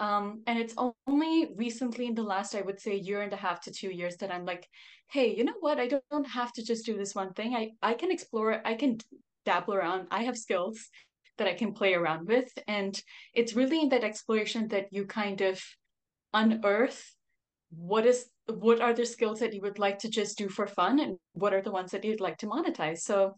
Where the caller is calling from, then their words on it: Singapore; We are chatting from Singapore. It's almost 9 p.m. here, and I typically go to bed around 10.